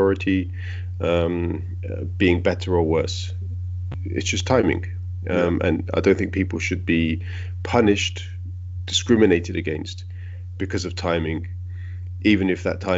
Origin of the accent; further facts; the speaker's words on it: London, United Kingdom; also born or lived in Italy; now in Berlin, Germany; I was born in London, but my parents were immigrants, and then I left the UK and went to live